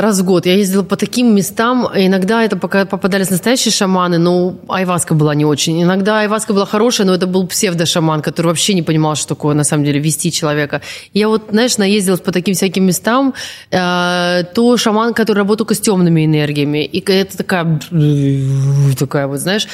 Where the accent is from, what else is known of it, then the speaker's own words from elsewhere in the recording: Transbaikalia, Siberia, Zabaykalsky Krai, Russia; я, которая лежала в детстве в Забайкале, в Сибири